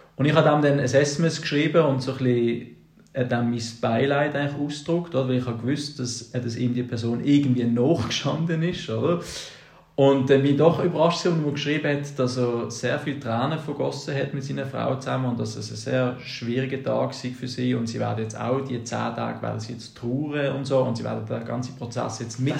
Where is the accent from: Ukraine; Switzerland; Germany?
Switzerland; als Schweizer